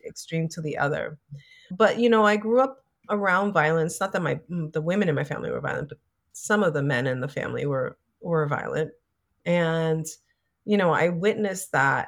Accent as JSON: {"language": "English", "town": "New York City", "region": "New York", "country": "United States", "tie": "born or raised there", "said": "growing up in the Bronx"}